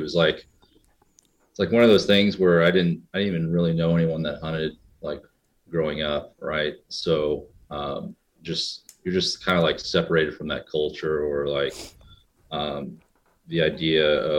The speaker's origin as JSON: {"language": "English", "region": "Indiana", "country": "United States", "tie": "born or raised there", "also_born_or_lived": "New York City"}